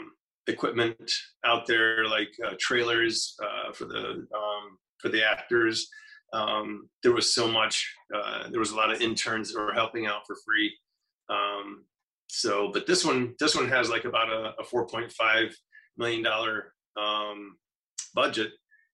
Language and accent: English; Florida, United States; moved away as an adult; I'm from Florida. I escaped when I was, you know, out of high school, got out of there as quickly as I could.